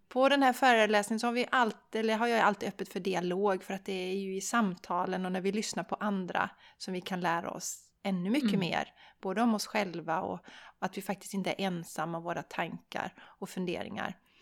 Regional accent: Sweden; som svensk, för vi svenskar

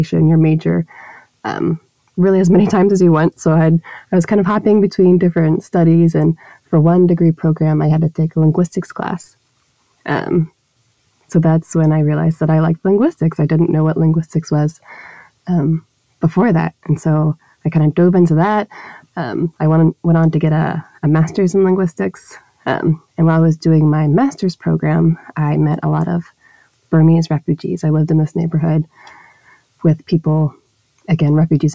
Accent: Dallas, Texas, United States; moved away; I grew up in Dallas, Texas, in the United States

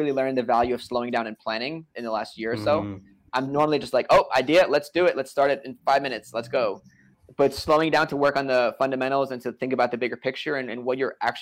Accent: New York, United States; I'm from New York

